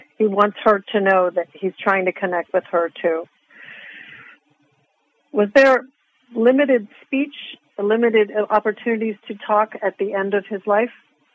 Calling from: Arizona, United States; I'm from Arizona. I'm calling from Arizona.

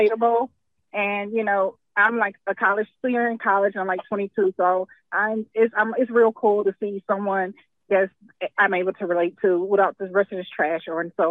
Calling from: Houston, Texas, United States; Hi, this is … from Houston, Texas.

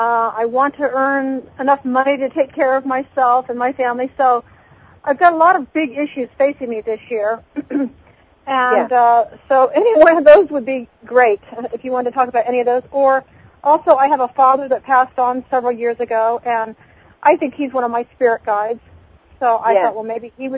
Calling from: Utah, United States; I'm calling from Utah.

